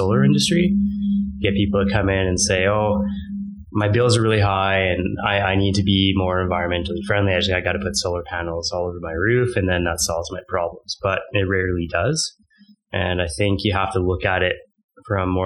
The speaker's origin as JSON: {"language": "English", "town": "Calgary", "region": "Alberta", "country": "Canada", "tie": "born or raised there", "also_born_or_lived": "Victoria", "said": "I'm born and raised in Calgary."}